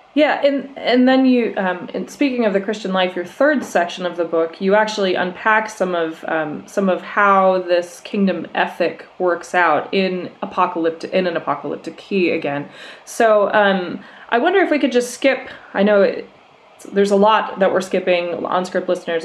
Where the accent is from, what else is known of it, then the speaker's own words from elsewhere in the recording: Minnesota, United States; moved away as an adult; I grew up in Minnesota